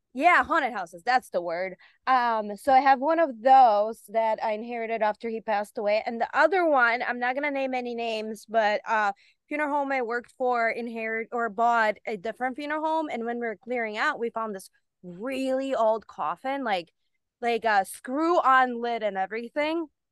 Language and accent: English; Bulgaria; moved away; also born or lived in Germany; I was born in Germany, then we moved to Bulgaria